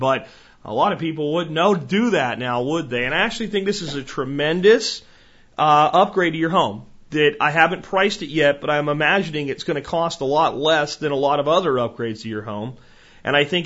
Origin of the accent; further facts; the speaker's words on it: United States; proud to be an American.